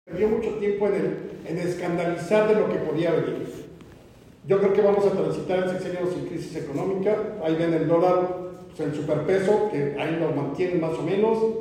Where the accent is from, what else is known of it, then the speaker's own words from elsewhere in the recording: Mexico; pagamos los mexicanos